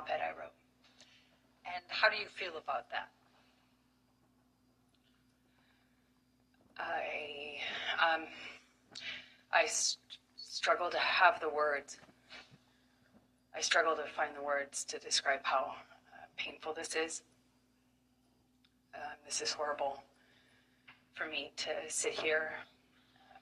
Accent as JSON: {"language": "English", "town": "Manor", "region": "Texas", "country": "United States", "tie": "born or raised there", "said": "I come from Austin, Texas, a small town outside of Austin that you probably haven't heard of. No one has. It's called Manor"}